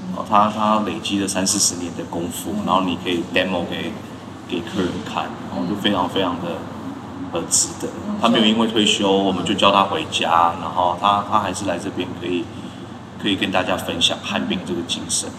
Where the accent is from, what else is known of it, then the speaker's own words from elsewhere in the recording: Taiwan; 我们台湾人